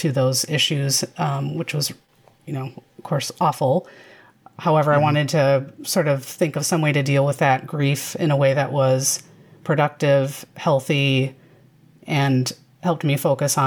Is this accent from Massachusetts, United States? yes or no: no; Chicago, Illinois, United States; I grew up in the Chicagoland area.